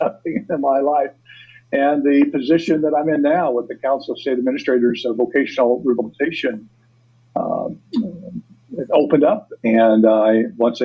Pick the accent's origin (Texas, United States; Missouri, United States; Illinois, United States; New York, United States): Missouri, United States; Jefferson City; moved away as an adult; also born or lived in Iowa / Rolla, Missouri / West Plains, Missouri; I moved back to my hometown, Jefferson City, Missouri